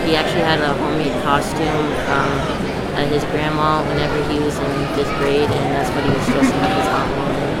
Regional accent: Missouri, United States; I'm from Missouri.

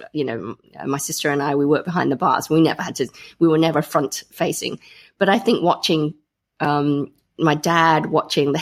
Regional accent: Grantham, East Midlands, United Kingdom; I grew up in Grantham, Lincolnshire.

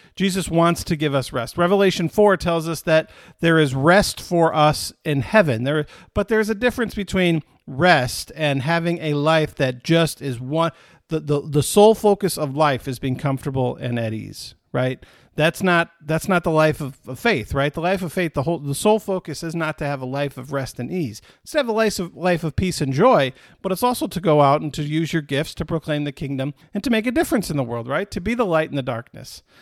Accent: Michigan, United States; moved away; my home state.

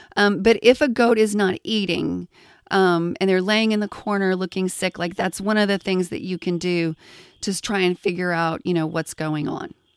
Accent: Texas, United States; I grew up in Texas around cattle

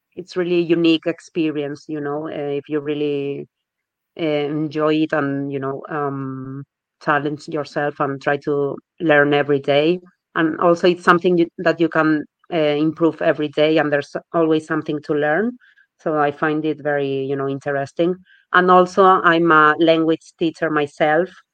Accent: Spain; first language Spanish; English is a second language; moved away as an adult; now in Birmingham, United Kingdom; I'm from Spain, but I've been living in Birmingham for three years now.

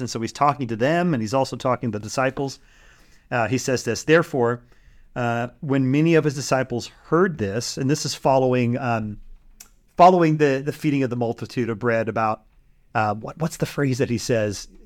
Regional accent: Bay Area, California, United States; moved away; where we grew up in the Bay Area

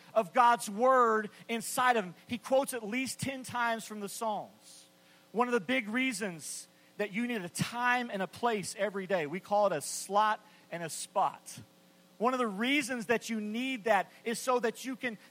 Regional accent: West Texas, United States; I grew up in West Texas in the 70s

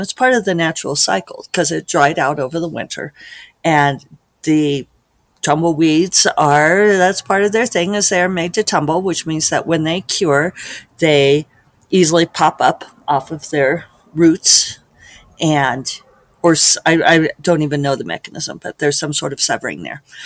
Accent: Denver, Colorado, United States; me growing up in Denver, Colorado

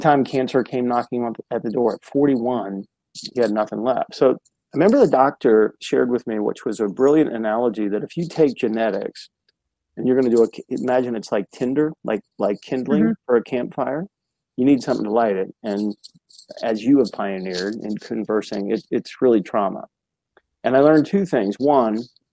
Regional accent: United States; also born or lived in Chicago; I was born in Chicago, but that was a short period of time, and then grew up on the East Coast outside of Washington, D.C.

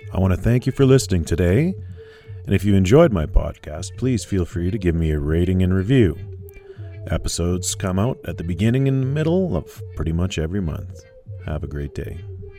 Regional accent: Canada; also born or lived in Alberta; Canada remains a nation I'm proud to be from

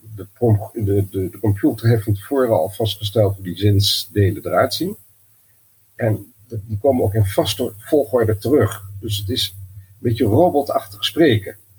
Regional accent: Twente, Overijssel, Netherlands; omdat ik ben opgegroeid in Twente

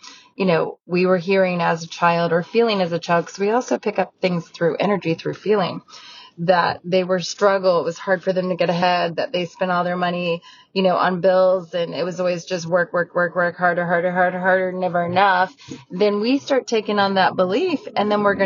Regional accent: Galena, Ohio, United States; moved away as an adult; also born or lived in Westerville, Ohio; I grew up in Ohio in a very small town

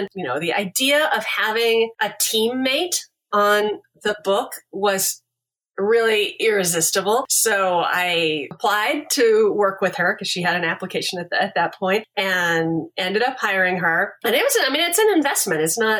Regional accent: Texas, United States; also born or lived in Kansas; I grew up in Texas and Kansas, but my folks had grown up in a very small town in Kansas, a different one than where I ended up eventually.

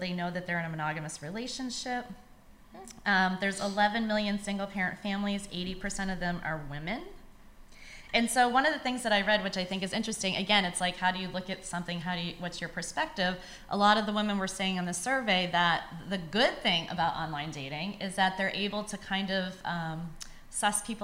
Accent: New York, United States; I'm from New York

